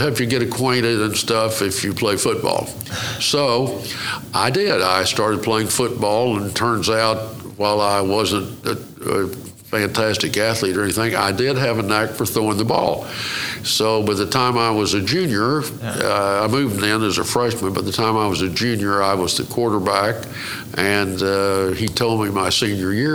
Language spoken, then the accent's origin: English; Muskogee, Oklahoma, United States; also born or lived in Stigler, Oklahoma; I was born in Muskogee, Oklahoma